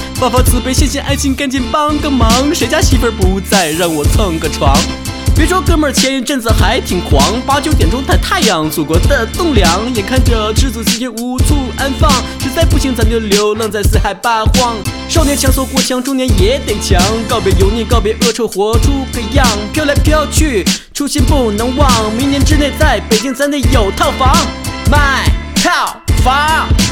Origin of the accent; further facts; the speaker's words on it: Northeast China, China; 我们东北人